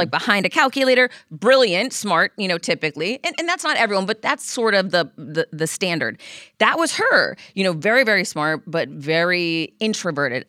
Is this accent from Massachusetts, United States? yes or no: yes; Worcester, Massachusetts, United States; I grew up in Worcester